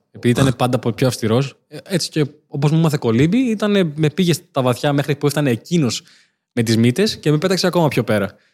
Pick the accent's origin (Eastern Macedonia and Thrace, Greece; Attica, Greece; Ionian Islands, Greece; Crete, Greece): Crete, Greece; accent: Cretan; Ε, στο χωριό όταν ήμουν είχα κριτική προφορά. Χωριάτικη, φουλ, βοσκαρά.